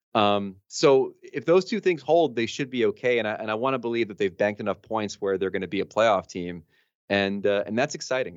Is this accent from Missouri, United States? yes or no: no; New Jersey, United States; I'm from Jersey originally